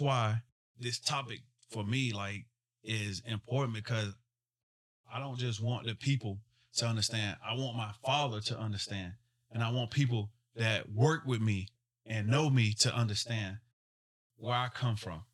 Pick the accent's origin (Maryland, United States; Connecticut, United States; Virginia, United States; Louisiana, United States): Virginia, United States; Smithfield; I'm from Smithfield, Virginia